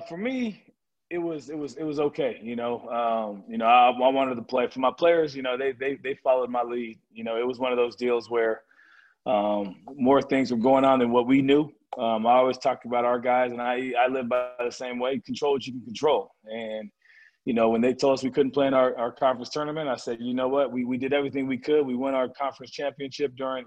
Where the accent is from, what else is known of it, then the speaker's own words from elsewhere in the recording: California, United States; I grew up in California